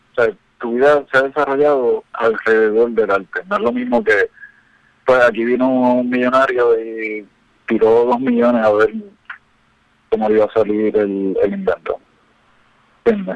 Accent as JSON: {"language": "Spanish", "town": "Ponce", "country": "Puerto Rico", "moved": "yes", "lives_now": "Miami, United States", "said": "yo soy de Ponce"}